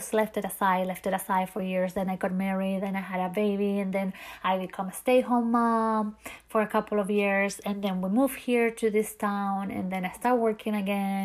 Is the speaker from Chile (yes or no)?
yes; Chile; English is a second language; moved away as an adult; now in Key West, United States; I originally from another country, which is Chile, a country that I love so, so very much. And my first language is not English